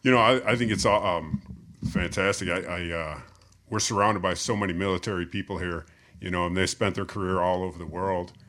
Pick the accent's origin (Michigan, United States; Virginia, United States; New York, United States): Michigan, United States; I grew up in Michigan.